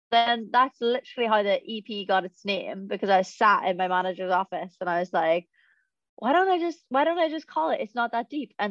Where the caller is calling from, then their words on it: England, United Kingdom; Uh, I come from England.